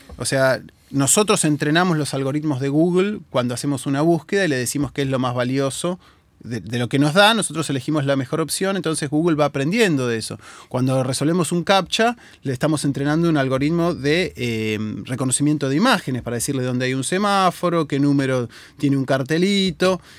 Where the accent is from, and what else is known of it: Argentina